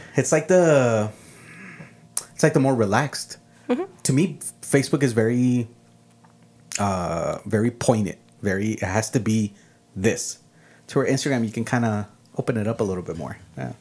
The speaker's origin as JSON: {"language": "English", "town": "El Paso", "region": "Texas", "country": "United States", "tie": "born or raised there", "also_born_or_lived": "Ciudad Juárez, Mexico", "first_language": "Spanish", "second_language": "English", "said": "I was born here in El Paso"}